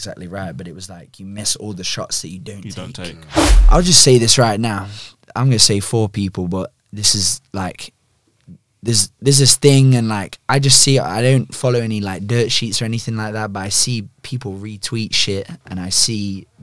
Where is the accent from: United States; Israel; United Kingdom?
United Kingdom; I'm fucking British